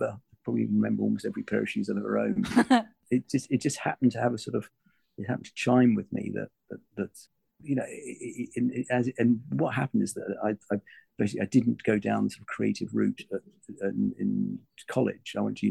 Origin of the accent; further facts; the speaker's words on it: London, United Kingdom; also born or lived in Malaysia / Germany; Well, I suppose I'd say London. Well, I grew up all over the place. I mean, I'm born in Penang in Malaysia. I was son of an army, son of a soldier. So we just moved around from Germany, the Far East, to, UK.